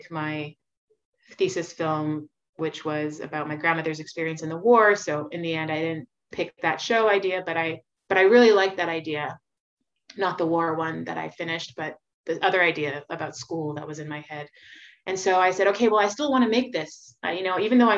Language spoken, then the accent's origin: English; Montreal, Quebec, Canada; I grew up on Melrose Street in Montreal.